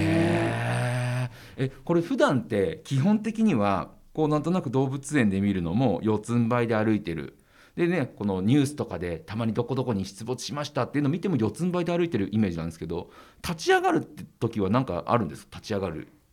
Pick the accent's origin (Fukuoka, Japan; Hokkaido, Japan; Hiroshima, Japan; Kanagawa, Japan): Hokkaido, Japan; 僕ら道民が、北海道民